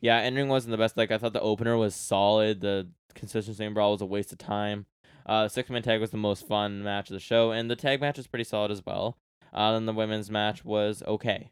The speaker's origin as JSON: {"language": "English", "country": "Canada", "said": "I'm Canadian"}